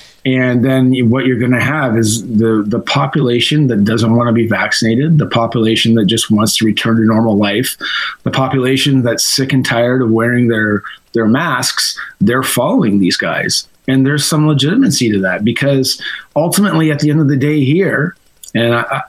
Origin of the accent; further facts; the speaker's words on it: near Windsor, Ontario, Canada; now in Ottawa, Canada; I'm actually a border town boy, so I grew up near Windsor, Ontario, so that borders Detroit. Across the lake from me, though, was Ohio.